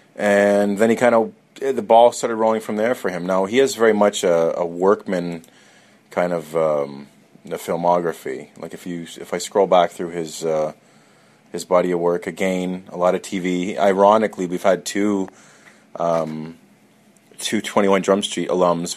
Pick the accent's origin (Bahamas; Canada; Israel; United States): Canada; I'm Canadian